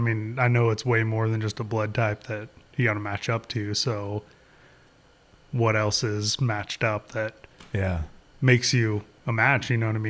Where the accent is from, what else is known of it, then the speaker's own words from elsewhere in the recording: Shady Cove, Oregon, United States; Here in Southern Oregon, in okay. Shady Cove, Eagle Point, Central Point area.